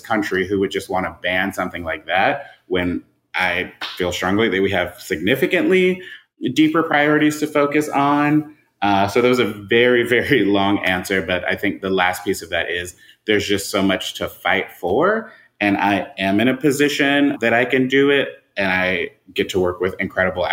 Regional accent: Atlanta, Georgia, United States; I am a lifelong Atlantan, so I'm just passionate about the city of Atlanta

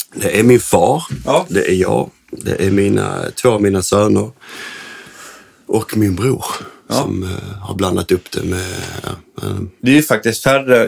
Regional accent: Landskrona, Skåne, Sweden; vi är uppvuxna i ja. Landskrona.

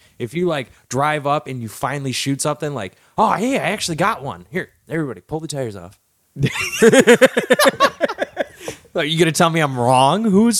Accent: United States; because I'm an American.

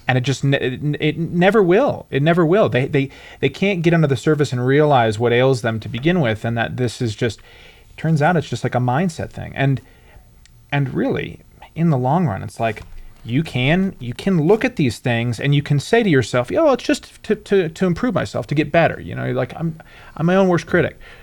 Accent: Michigan, United States; I'm from Michigan

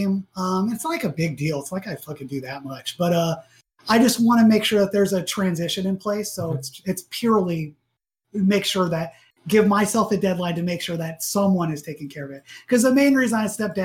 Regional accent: Atlanta, Georgia, United States; I grew up in Atlanta

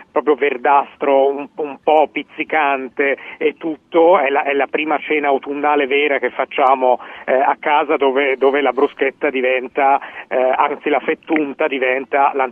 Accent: Tuscany, Italy; da toscano

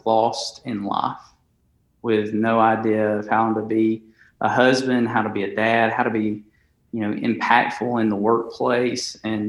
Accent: Alabama, United States; accent: Alabama; now in Conway, United States; I am from Alabama, my wife and I, hence the Alabama accent, just to go ahead and get it out there, the strong slang that you'll pick up.

